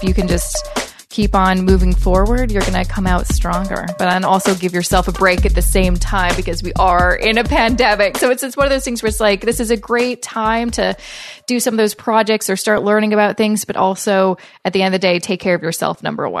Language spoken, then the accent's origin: English; Canada; I'm hopeful as a Canadian that there will be more kind of financial relief programs coming out soon